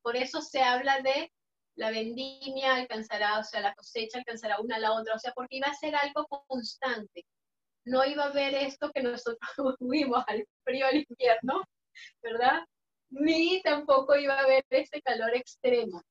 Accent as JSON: {"language": "Spanish", "country": "Venezuela", "moved": "as an adult", "said": "nosotros como personas venezolanos, inmigrantes"}